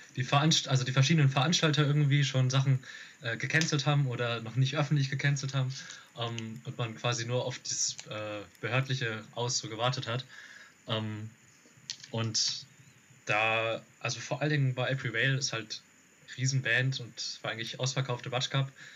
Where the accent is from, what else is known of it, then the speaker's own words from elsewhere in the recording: Rhine-Main area, Hesse, Germany; wir kommen aus dem Rhein-Main-Gebiet so, ähm, Darmstadt, Frankfurt, Wiesbaden